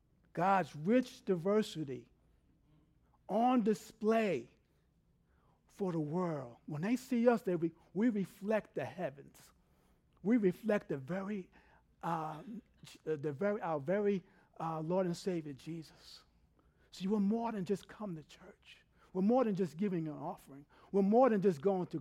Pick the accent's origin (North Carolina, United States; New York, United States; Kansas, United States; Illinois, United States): New York, United States; New York City; now in Texas, United States; I grew up in New York City.